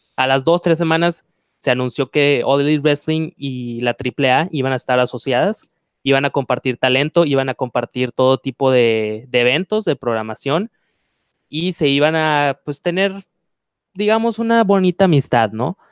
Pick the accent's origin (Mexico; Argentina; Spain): Mexico; lo que somos, eh, de me, como mexicanos